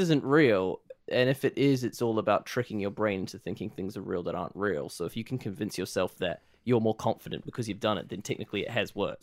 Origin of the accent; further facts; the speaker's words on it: Palmerston North, Manawatū-Whanganui, New Zealand; I'm twenty-two. I'm from Palmerston North